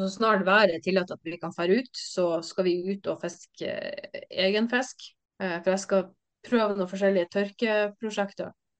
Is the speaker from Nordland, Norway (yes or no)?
yes; Bodø, Nordland, Norway; also born or lived in Sandhornøya; Jeg er født og oppvokst i Bodø